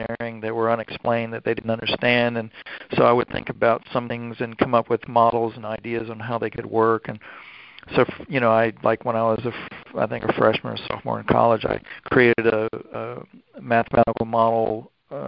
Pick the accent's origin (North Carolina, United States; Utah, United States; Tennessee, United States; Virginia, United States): North Carolina, United States; Durham; moved away as an adult; now in Florida, United States; I grew up with around Duke University in North Carolina